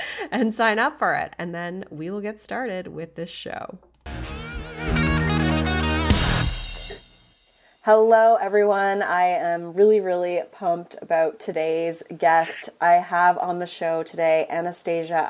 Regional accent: Canada; I'm Canadian, we have our own dialect too

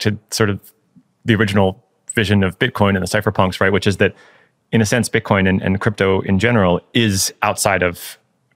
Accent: United States; me as an American citizen

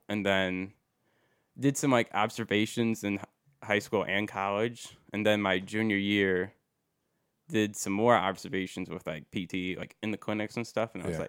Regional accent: Walbridge, Ohio, United States; Wallbridge, Ohio. {S1} Oh really? {S2} So, yeah. So not too far from Perrysburg, really.

